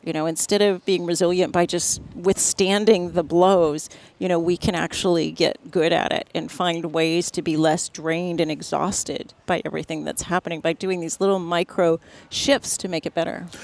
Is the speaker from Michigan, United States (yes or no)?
no; National City, California, United States; I grew up in San Diego, California